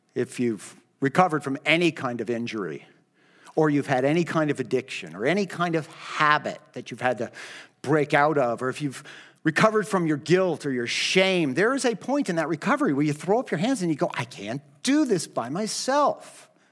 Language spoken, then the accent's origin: English; United States; Christian Americans